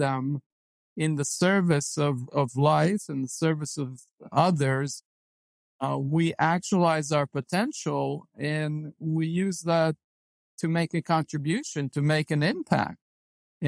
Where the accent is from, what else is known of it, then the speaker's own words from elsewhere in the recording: Israel; moved away as an adult; I was born and raised in Israel, and like all Israeli men, I was drafted into the military